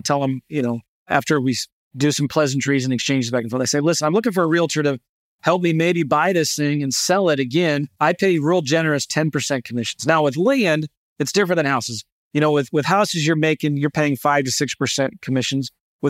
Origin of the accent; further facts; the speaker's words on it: St. Louis, Missouri, United States; Now I'm an investor from St. Louis.